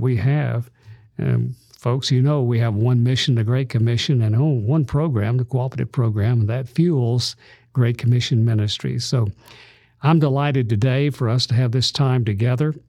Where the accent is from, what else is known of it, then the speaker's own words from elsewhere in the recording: Birmingham, Alabama, United States; also born or lived in Tuscaloosa; this little fellow growing up in Birmingham, Alabama